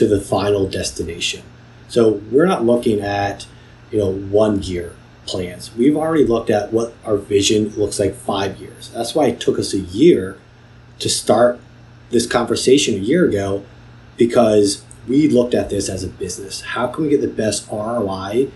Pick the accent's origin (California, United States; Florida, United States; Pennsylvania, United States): Pennsylvania, United States; Philadelphia; as a Philadelphian